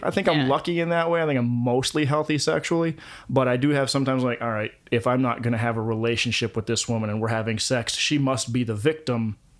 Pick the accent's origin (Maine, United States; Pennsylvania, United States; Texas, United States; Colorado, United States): Colorado, United States; I picked up an accent because I'm from Colorado originally. I grew up in Colorado.